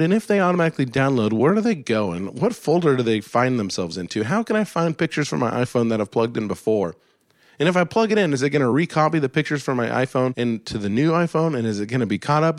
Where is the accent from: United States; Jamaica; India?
United States; Alaska; where I grew up in Alaska in the snow